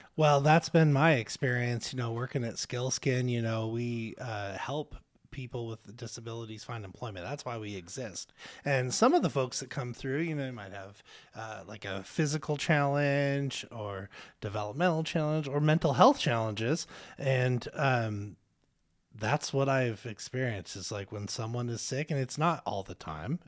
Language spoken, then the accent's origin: English; Spokane, Washington, United States; Spokane's my home